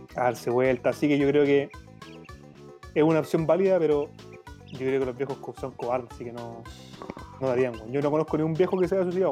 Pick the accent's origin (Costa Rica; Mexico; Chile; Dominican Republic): Chile; nosotros que somos jóvenes, que somos el futuro de Chile